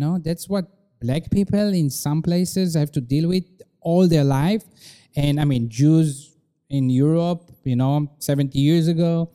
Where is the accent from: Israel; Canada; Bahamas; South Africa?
Israel; moved away as an adult; now in China; growing up in Israel